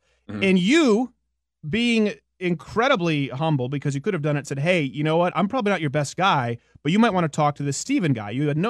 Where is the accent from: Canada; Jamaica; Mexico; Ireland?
Canada; I don't really get to talk about my background so much as a Canadian.